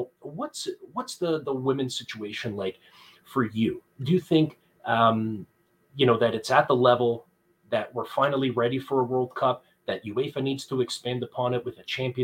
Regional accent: Canada; growing up in Canada, in the Portuguese neighborhood

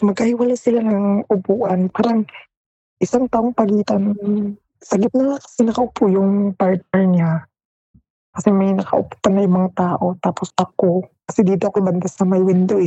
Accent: Philippines

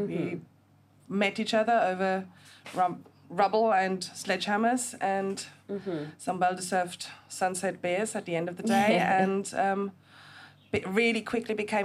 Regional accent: Germany; also born or lived in United Kingdom; now in Gili Trawangan, Indonesia; I'm originally from Germany, but I also spent 20 years of my life living in the UK

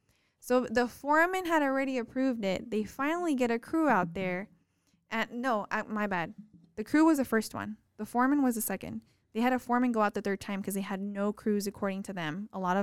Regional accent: Texas, United States; What drives me insane is that I come from the Valley, which is so small.

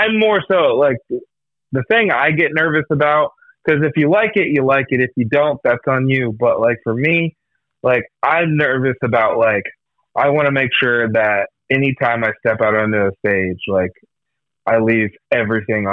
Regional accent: Iowa, United States; we're all from Iowa.

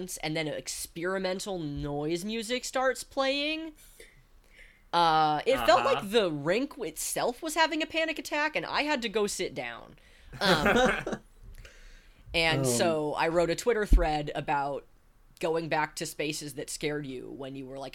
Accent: Northern California, United States; I grew up in Northern California

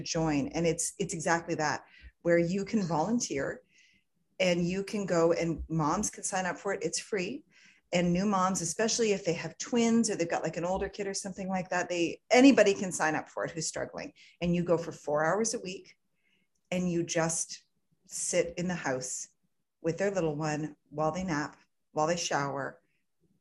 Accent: Canada; I'm Canadian. I'm Canadian

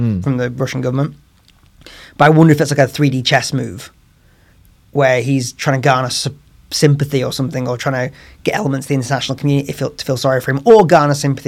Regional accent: Leeds, Yorkshire and the Humber, United Kingdom; growing up in Leeds

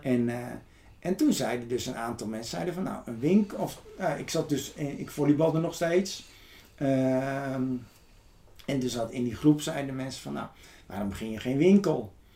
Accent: Ede, Gelderland, Netherlands; now in Texel, Netherlands; ik ben geboren in Ede

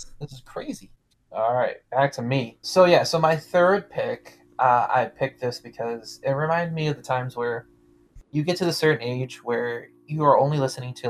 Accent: Detroit, Michigan, United States; I grew up in Detroit this whole time

